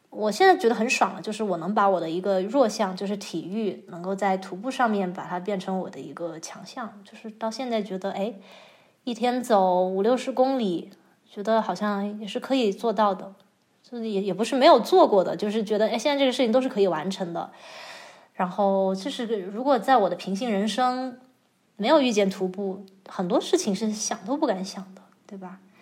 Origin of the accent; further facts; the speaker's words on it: Chongqing, China; 我是在重庆长大的嘛，嗯。然后就不能算是大城市，但是从小也是踩在水泥地上，然后周围也都是各个的工地都在建设，就是刚刚刚经水泥里长大的一个九零后